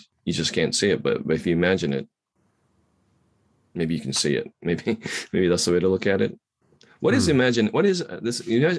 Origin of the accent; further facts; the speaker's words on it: Kamakura, Kanagawa, Japan; now in Shibuya, Japan; I was born in Kamakura